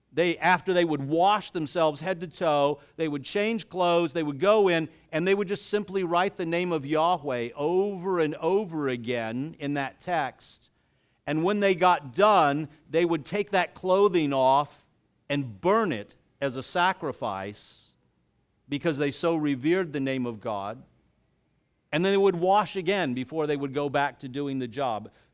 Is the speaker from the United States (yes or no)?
yes; the South, United States; I was raised in the South, and my dad was in oil